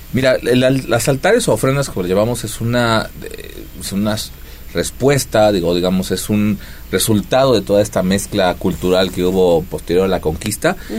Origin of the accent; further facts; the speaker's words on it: Mexico; Como buenos mexicanos, con mucha comida